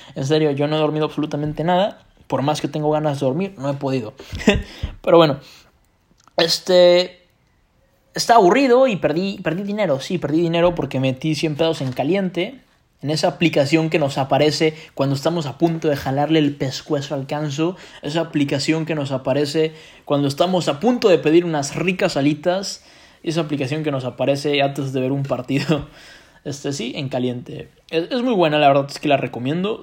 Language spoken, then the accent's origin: Spanish; Mexico